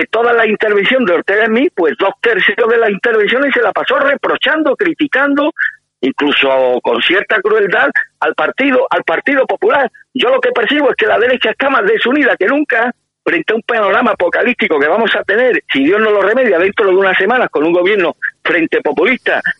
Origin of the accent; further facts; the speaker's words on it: Spain; Los que la vamos a pasar canuta somos los españoles.